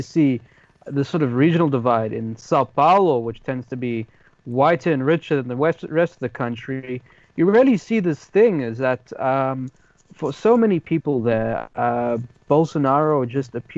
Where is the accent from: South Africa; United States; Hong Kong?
South Africa; now in London, United Kingdom; as a South African used to a protest culture